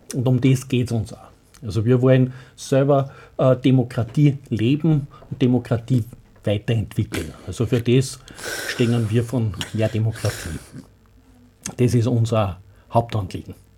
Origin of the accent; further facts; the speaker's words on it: Austria; warum gibt's denn sowas bei uns in Österreich nicht?